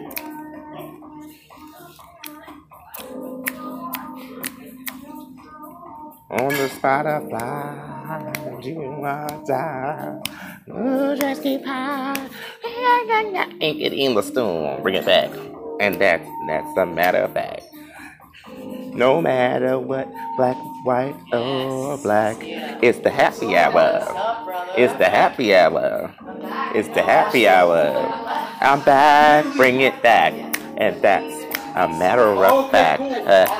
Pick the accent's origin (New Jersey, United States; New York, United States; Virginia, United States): New York, United States; New York City; I'm from Brooklyn